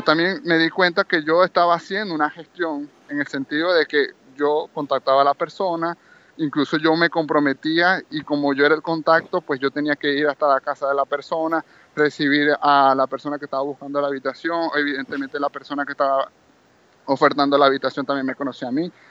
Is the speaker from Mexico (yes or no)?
no; Maracaibo, Zulia, Venezuela; moved away as an adult; now in Barcelona, Spain; yo soy de Maracaibo, Estado Zulia